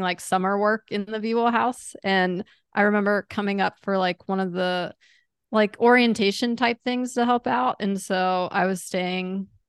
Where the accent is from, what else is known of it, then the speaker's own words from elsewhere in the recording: Chesapeake, Virginia, United States; I grew up in Chesapeake